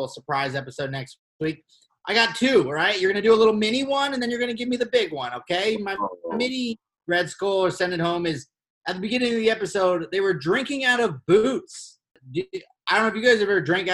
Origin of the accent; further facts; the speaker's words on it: Colorado, United States; I'm from Colorado